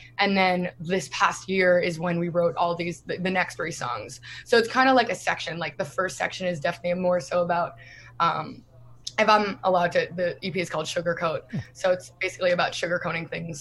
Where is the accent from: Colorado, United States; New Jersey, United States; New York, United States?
New Jersey, United States; we're from New Jersey